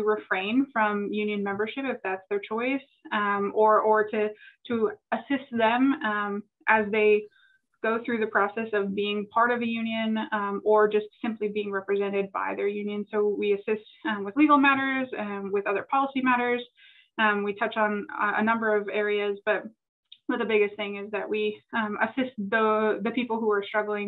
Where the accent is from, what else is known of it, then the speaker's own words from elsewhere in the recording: Canada; moved away as an adult; also born or lived in Virginia / Washington State; now in Washington, United States; I grew up in Canada, spent my entire life there until I decided to go to law school